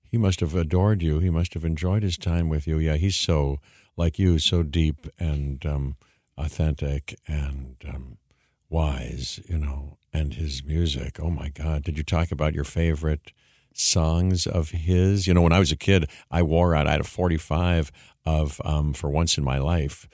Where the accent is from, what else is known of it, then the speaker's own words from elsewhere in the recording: Pittsburgh, Pennsylvania, United States; I grew up in Pittsburgh